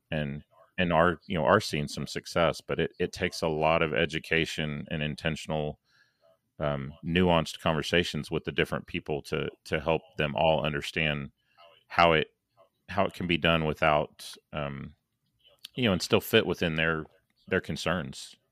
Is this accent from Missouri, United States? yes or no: yes; St. Louis, Missouri, United States; now in Dallas, United States; I was born in St. Louis, so I have uh, a lot of friends and family still up in St. Louis, Kansas City, Chicago, that that neck of the woods.